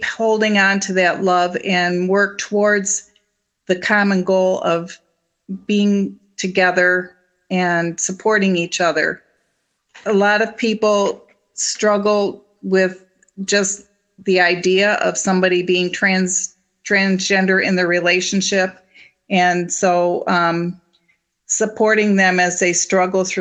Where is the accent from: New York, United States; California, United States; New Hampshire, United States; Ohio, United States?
New York, United States; Ransomville; I'm from Ransomville, New York, which is a little bit north of Niagara Falls. And we got married in the church that I grew up in.